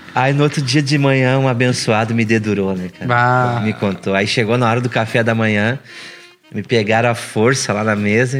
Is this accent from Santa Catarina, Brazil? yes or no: no; Rio Grande do Sul, Brazil; now in Portugal